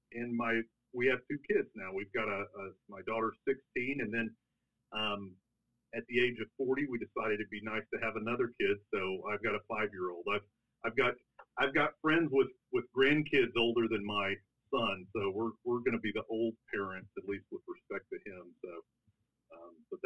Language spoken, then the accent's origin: English; Brownwood, Texas, United States; also born or lived in Stephenville, Texas; I grew up in Brownwood, Texas. So I grew up right down the road.